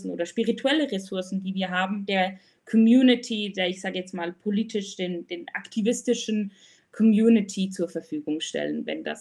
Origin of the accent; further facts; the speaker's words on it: Switzerland; Ich komme aus der Schweiz oder wohne auch in der Schweiz, im wunderschönen Bern.